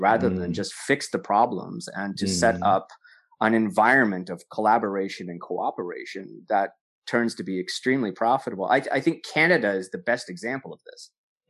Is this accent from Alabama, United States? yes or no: no; Corpus Christi, Texas, United States; born there; Oh, really? I was born in Corpus Christi.